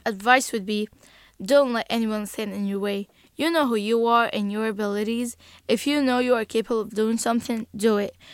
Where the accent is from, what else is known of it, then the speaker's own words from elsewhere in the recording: Egypt; English is a second language; now in United States; I'm from Egypt.